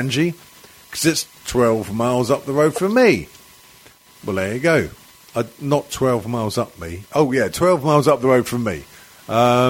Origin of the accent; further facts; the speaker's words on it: Wales, United Kingdom; I'm Welsh